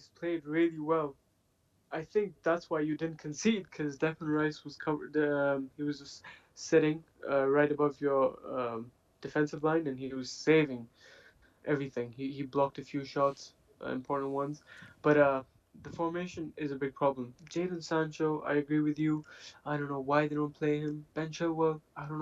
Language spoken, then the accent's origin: English; Pakistan; I'm not from England. I'm from Pakistan